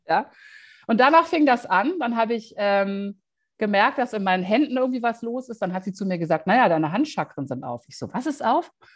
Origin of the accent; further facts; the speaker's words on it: Düsseldorf, North Rhine-Westphalia, Germany; moved away as an adult; nach Düsseldorf in meine Heimatstadt